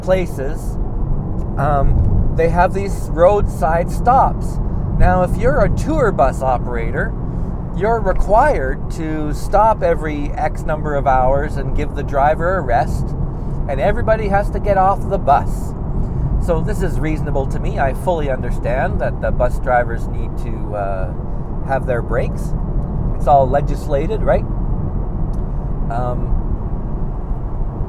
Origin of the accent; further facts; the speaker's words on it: Canada; we're all idiots from Canada.